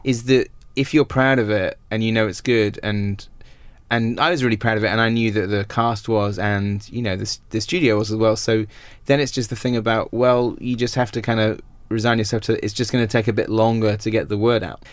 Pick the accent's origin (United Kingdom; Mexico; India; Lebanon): United Kingdom; Wells, South West England; obviously it's my hometown